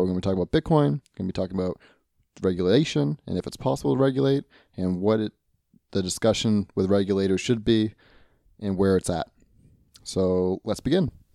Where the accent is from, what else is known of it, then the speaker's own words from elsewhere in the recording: United States; I'm an American